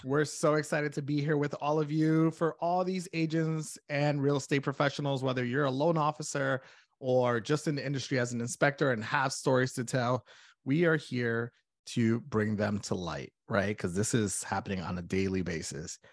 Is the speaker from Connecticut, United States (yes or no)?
yes; Connecticut, United States; moved away as an adult; now in Saint Cloud, United States; I am originally from Connecticut